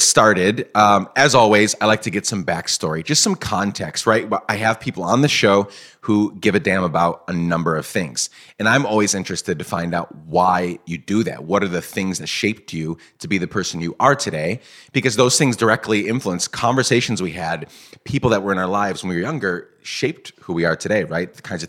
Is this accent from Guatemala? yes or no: yes; Guatemala; As some of you may know, I grew up in Guatemala.